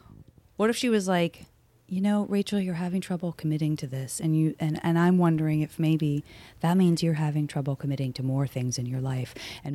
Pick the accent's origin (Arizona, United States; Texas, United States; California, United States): Arizona, United States; and I'm from Arizona where there are just no autumn leaves.